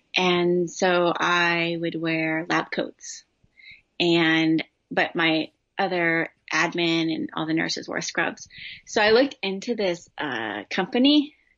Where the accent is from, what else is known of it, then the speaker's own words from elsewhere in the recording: Southern California, United States; I grew up in Southern California.